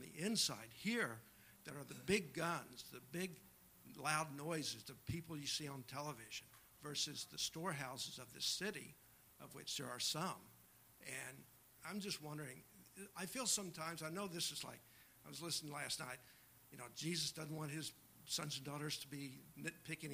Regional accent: Dallas, Texas, United States; moved away; also born or lived in Los Angeles; I grew up in Dallas

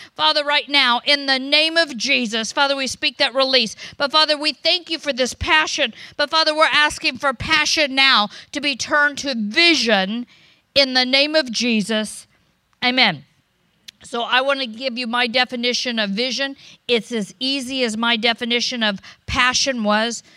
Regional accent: United States; also born or lived in Florida / California; I'm American

